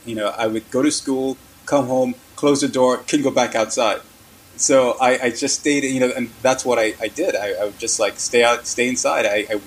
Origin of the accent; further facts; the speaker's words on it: New York City, New York, United States; I moved to New York when I was 10, and I grew up in Spanish Harlem, which was like a major culture shock for me at that time.